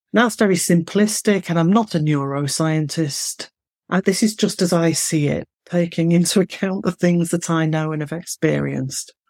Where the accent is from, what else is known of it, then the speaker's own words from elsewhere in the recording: Manchester, North West England, United Kingdom; accent: Mancunian; I'm from the north, I'm from Manchester, and you can hear that in the way that I speak. So I don't speak in broad Mancunian.